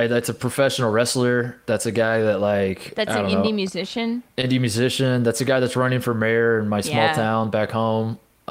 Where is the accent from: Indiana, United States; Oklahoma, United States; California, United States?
Indiana, United States; We're from Indiana.